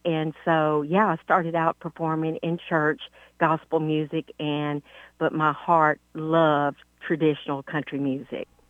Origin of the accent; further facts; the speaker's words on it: Louisiana, United States; moved away as an adult; now in Texas, United States; I was born and raised in Louisiana and so I'm Southern, but I've been in Texas for 30 years